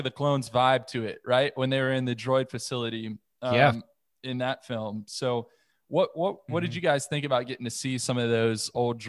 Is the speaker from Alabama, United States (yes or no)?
no; Charleston, South Carolina, United States; I'm from Charleston, South Carolina, and I don't think I really have much of a Southern draw, right?